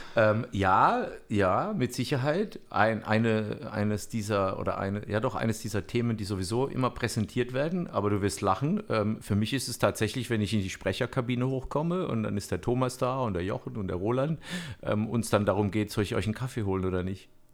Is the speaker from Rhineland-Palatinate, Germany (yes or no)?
no; Bammental, Baden-Württemberg, Germany; ich komme ja auch aus Bammental